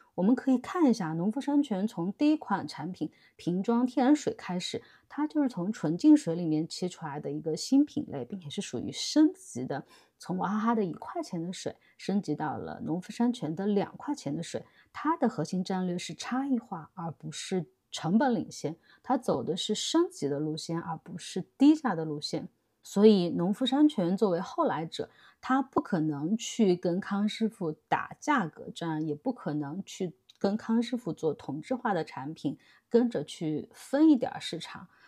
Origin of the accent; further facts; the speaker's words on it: China; 我们中国人都能接受的